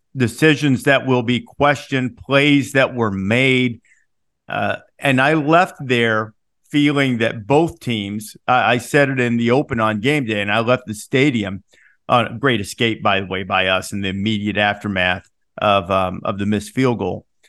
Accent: the South, United States; growing up in the South

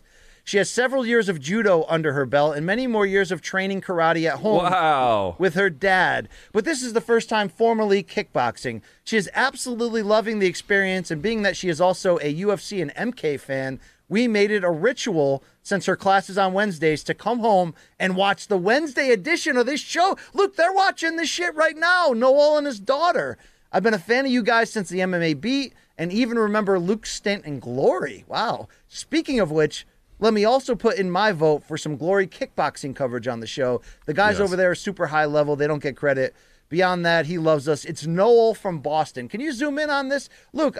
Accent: Australia; You make my Tuesdays, Thursdays, and Saturdays because I'm from Australia

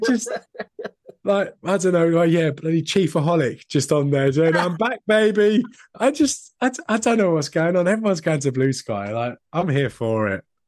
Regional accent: United Kingdom

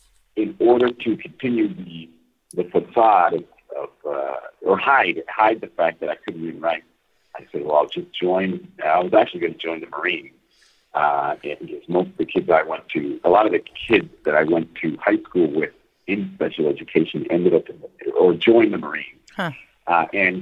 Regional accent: Los Angeles, California, United States; Obviously, growing up in East L.A., it is political.

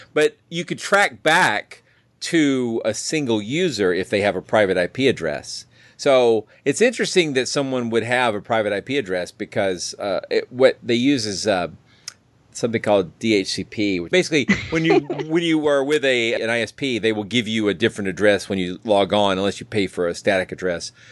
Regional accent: Atlanta, Georgia, United States; I'm from the Atlanta area, and Atlanta shuts down at night

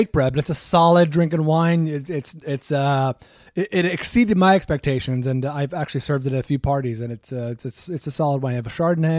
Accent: Bay Area, California, United States; But I grew up in the Bay Area, not too far from Napa

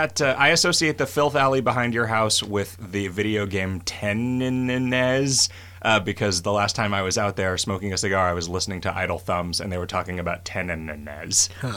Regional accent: United Kingdom; If you mean in the lawn sense as a Brit, then yes.

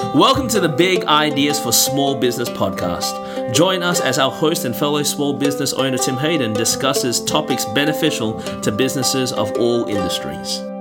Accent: Melbourne, Victoria, Australia; moved away as an adult; now in Anderson, United States; born and raised in Melbourne, Australia

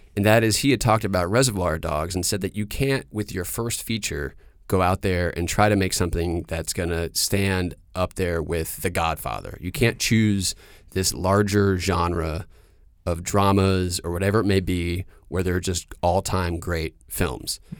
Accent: Durham, North Carolina, United States; moved away; also born or lived in New York; I grew up in Durham, North Carolina

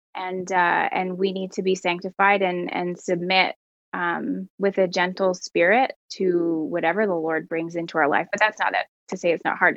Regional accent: Canada; as a Canadian

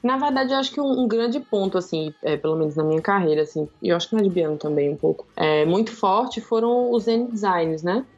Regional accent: Juazeiro, Bahia, Brazil; moved away as an adult; also born or lived in Salvador; eu sou de Juazeiro, do interior da Bahia, lá no norte, divisa com Pernambuco

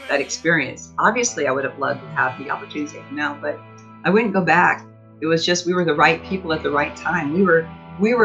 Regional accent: Iowa, United States; I got railroaded in a small court by my hometown

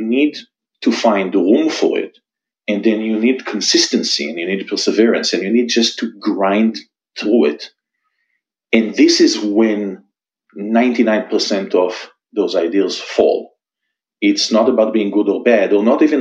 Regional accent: Israel; moved away as an adult; I was born and raised in Israel. You can probably still hear it from my accent. I'm here for about 15 years, something like that, followed my wife.

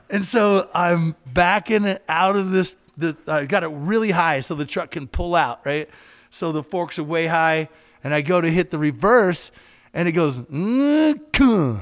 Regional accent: Kentucky, United States; We had a, a little hangout in my little small town, and I grew up in Kentucky

